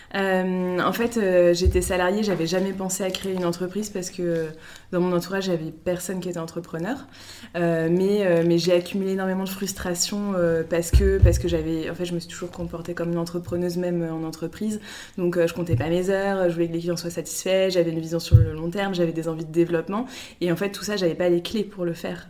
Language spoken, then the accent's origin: French; Brittany, France; moved away as an adult; also born or lived in Paris; now in Lille, France; je viens de Bretagne